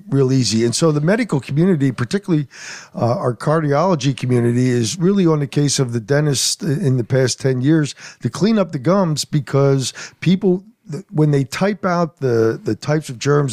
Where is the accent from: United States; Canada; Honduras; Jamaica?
United States; Berks County, Pennsylvania; Growing up in Berks County, going to school